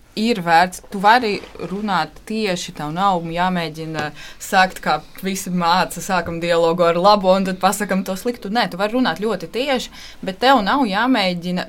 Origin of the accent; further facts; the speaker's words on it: Valmiera, Valmiera Municipality, Latvia; Latvian is a second language; Es dzīvoju Valmjerā